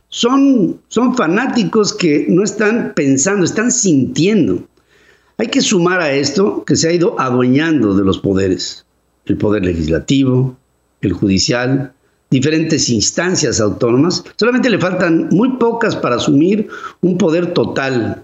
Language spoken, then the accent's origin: Spanish; Mexico